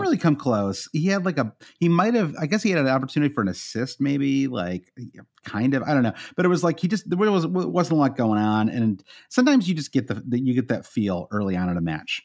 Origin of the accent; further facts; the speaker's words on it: United States; as an American